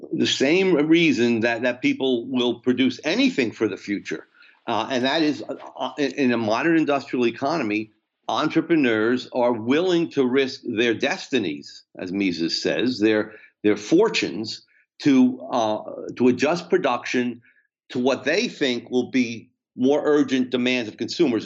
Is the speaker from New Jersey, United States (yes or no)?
yes; New Jersey, United States; I'm from New Jersey